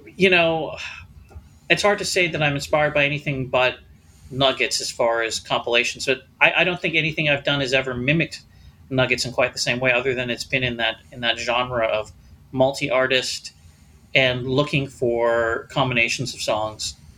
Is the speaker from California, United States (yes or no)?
yes; Los Angeles, California, United States; I am from Los Angeles, but I grew up in a smaller suburb.